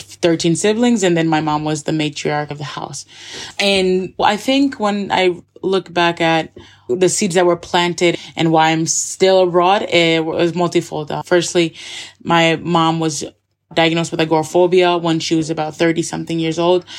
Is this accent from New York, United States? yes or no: yes; Schenectady, New York, United States; moved away as an adult; also born or lived in Scotland / Barcelona, Spain; now in Andorra; I'm from Schenectady, New York. The capital is Albany, so it's about 15 minutes outside of Albany, New York. And I have a really cool background from childhood